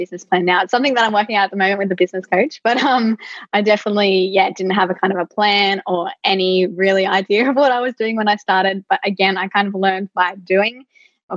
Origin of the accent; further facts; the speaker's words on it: Central Coast, New South Wales, Australia; I'm from the Central Coast, and usually for, you know, great jobs, we do have to commute to Sydney.